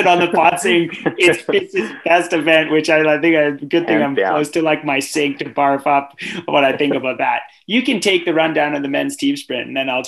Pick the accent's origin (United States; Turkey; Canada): Canada; being a Canadian that loves hockey